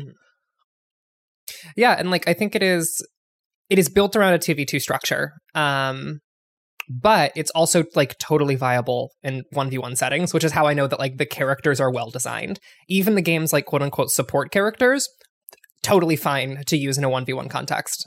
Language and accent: English; Ohio, United States; I'm from the LeBron James part of Ohio